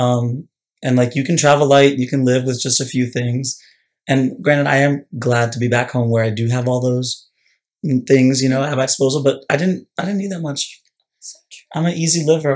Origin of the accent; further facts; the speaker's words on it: Annapolis, Maryland, United States; I was born and raised in Annapolis